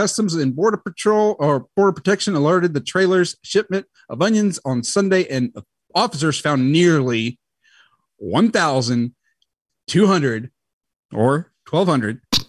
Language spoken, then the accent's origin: English; the South, United States; accent: southern; There's my southern accent right there.